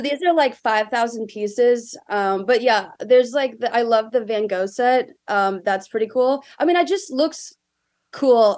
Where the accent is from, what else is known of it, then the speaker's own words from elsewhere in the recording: Greenville, South Carolina, United States; moved away as an adult; also born or lived in Philadelphia, Pennsylvania / Virginia; now in California, United States; I'm from Greenville, South Carolina, which is right next to Clemson